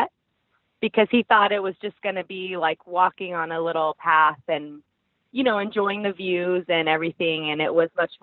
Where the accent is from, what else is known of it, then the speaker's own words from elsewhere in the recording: Seattle, Washington, United States; I am from Seattle, Washington